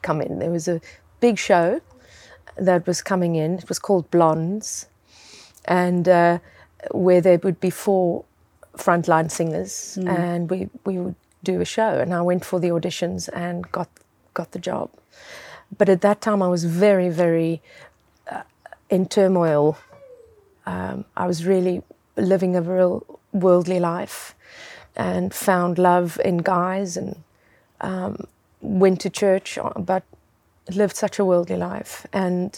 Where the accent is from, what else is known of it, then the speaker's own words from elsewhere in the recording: South Africa; I grew up in South Africa